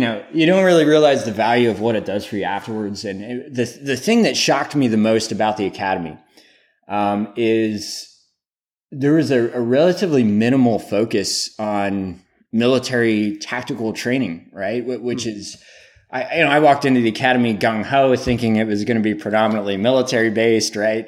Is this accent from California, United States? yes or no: no; Pennsylvania, United States; I grew up in Pennsylvania, uh, smaller town